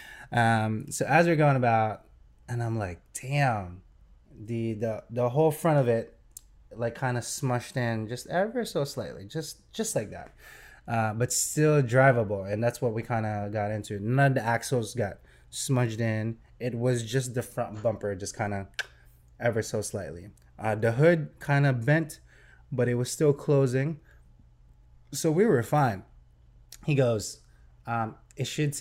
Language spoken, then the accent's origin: English; New Jersey, United States; we are from New Jersey, I'm calling on a Jersey number